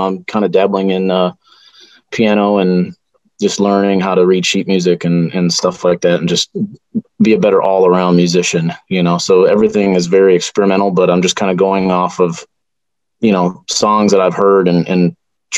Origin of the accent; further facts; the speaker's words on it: Sleepy Eye, Minnesota, United States; also born or lived in Mankato, Minnesota; I grew up in Sleepy Eye, Minnesota.